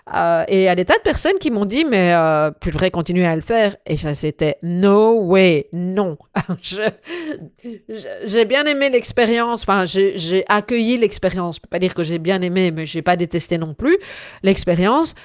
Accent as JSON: {"language": "French", "country": "Belgium", "said": "je suis belge"}